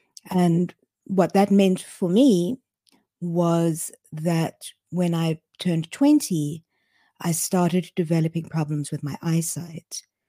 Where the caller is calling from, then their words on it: Cape Town, Western Cape, South Africa; I am dialing in from Cape Town in South Africa.